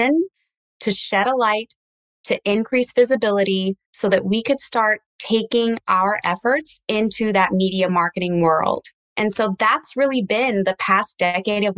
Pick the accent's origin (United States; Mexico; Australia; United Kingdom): United States; first language English; I'm first generation, but I am English speaking. So I grew up in the United States